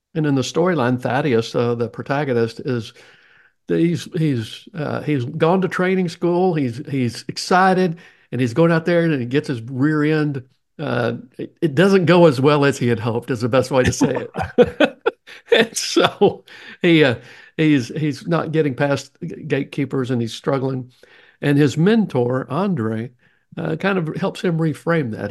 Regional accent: the South, United States; accent: Southern; my Southern accent

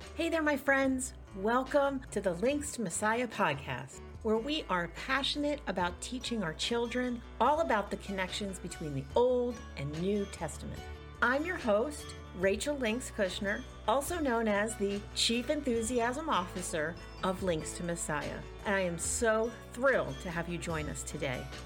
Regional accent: Philadelphia, Pennsylvania, United States; now in Southern Indiana, United States; I grew up in Philadelphia

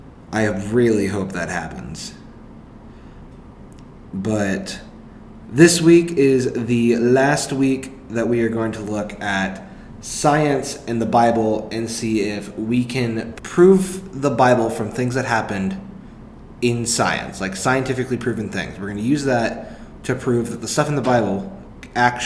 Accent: Tulsa, Oklahoma, United States; now in Norman, United States; I'm from Tulsa

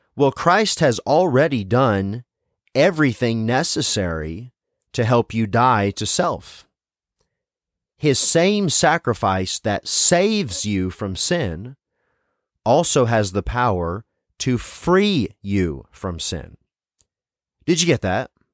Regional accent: Tennessee, United States; I wasn't born in the South, but I was raised in Tennessee

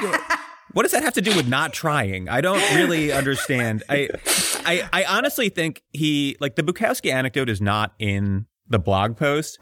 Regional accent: outside of Philly, Pennsylvania, United States; I was raised outside of Philly by a contractor

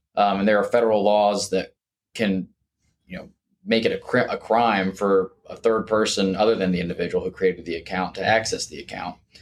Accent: Jacksonville, Florida, United States; also born or lived in Gainesville, Florida; I practice now back in Jacksonville, where I'm from, born and raised in Jacksonville

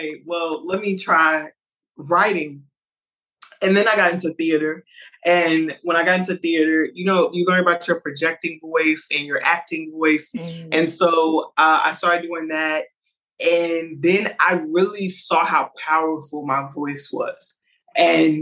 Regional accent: Lynchburg, Virginia, United States; am from Lynchburg, Virginia. Nobody knows where that is

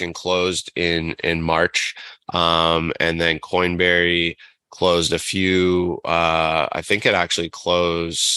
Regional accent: Toronto, Ontario, Canada; So I'm from Toronto, grew up in kind of the Midtown area here.

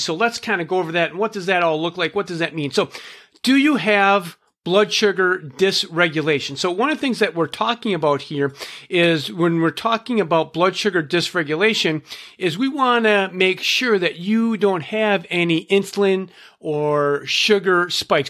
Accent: Minnesota, United States; I'm from Minnesota

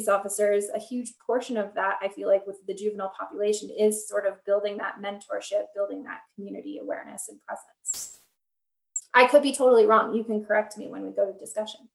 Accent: Minneapolis, Minnesota, United States; I come from Minneapolis

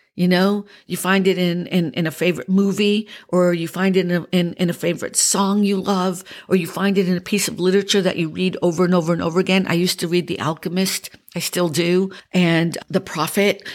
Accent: Boston, Massachusetts, United States; accent: Boston; moved away; my Boston accent has become a little bit more pronounced this week because I was around so many Bostonians.

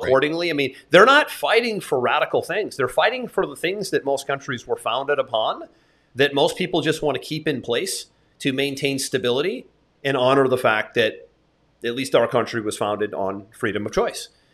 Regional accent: United States; as somebody who was born and raised in America

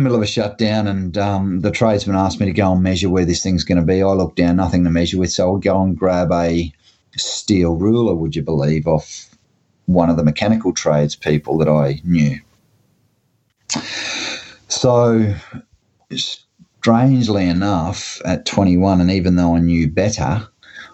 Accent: Gladstone, Queensland, Australia; Gladstone, Queensland, which is my hometown

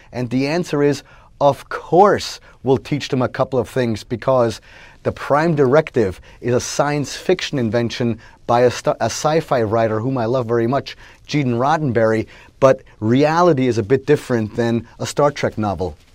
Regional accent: Switzerland; at our house growing up in Switzerland

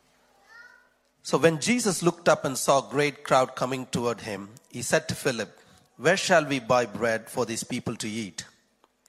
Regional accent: Chennai, Tamil Nadu, India; moved away; I'm also from Chennai in India.

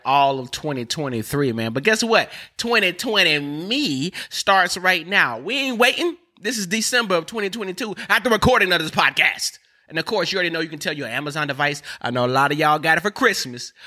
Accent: North Carolina, United States; I'm from North Carolina, all right? We, we speak different

